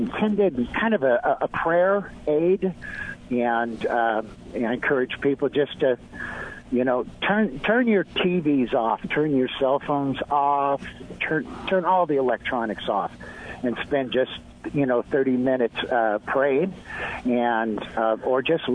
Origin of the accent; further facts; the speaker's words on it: Oregon, United States; also born or lived in Seattle; now in Nashville, United States; I'm originally from Oregon